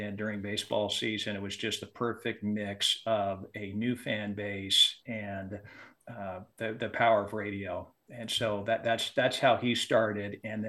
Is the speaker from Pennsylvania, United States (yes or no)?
no; Santa Barbara, California, United States; So, I grew up in Santa Barbara, California